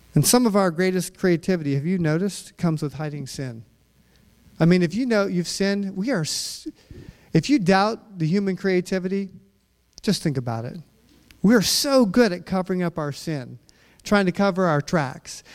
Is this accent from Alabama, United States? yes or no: no; Utah, United States; growing up in Utah with my dad